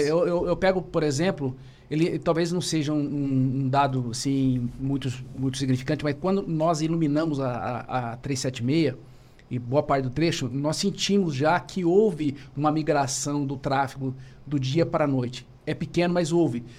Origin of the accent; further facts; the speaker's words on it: Maringá, Paraná, Brazil; also born or lived in Cascavel; sou natural de Maringá